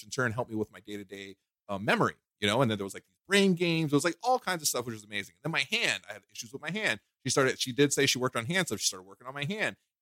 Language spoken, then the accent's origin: English; New York City, New York, United States; moved away; I'm originally from Brooklyn